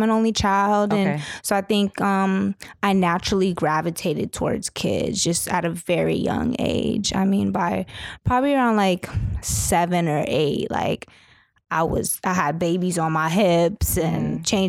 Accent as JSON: {"language": "English", "town": "San Diego", "region": "California", "country": "United States", "tie": "born or raised there", "also_born_or_lived": "Los Angeles", "lives_now": "New York, United States", "said": "Grew up in San Diego, Los Angeles, and I've been in New York for 8 years now."}